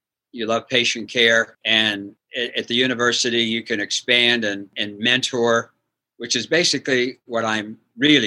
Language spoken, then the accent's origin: English; Bridgeport, Ohio, United States; moved away as an adult; also born or lived in Wheeling, West Virginia / Indiana; I grew up in Bridgeport, Ohio, with John Havlicek and Phil Niekro